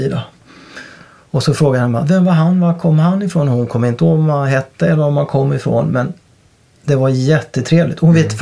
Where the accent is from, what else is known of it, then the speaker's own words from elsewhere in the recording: Åtvidaberg, Östergötland, Sweden; då kommer jag ju då från Åtvidaberg